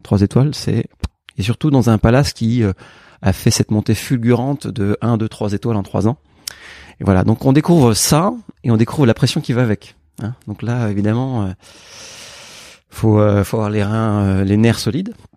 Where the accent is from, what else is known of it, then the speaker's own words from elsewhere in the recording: Burgundy, Bourgogne-Franche-Comté, France; moved away; also born or lived in Paris; je suis bourguignon, je suis né en Bourgogne et j'ai eu la chance de grandir dans une famille où on aimait le vin